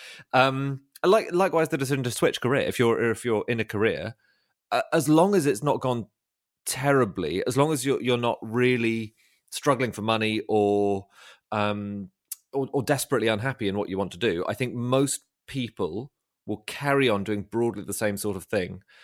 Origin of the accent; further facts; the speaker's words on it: London, United Kingdom; also born or lived in Oxford; I'm from London, but I, I studied at Oxford